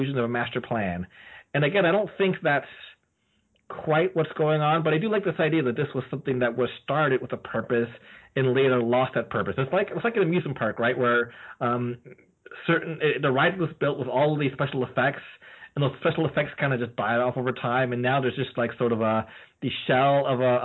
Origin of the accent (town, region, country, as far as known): Canada